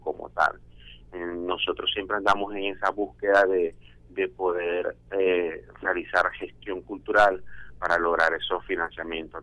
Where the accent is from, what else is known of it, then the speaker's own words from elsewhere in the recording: Venezuela; now in Colombia; en su mayoría somos venezolanos, ya radicados acá en Colombia desde hace más de cinco años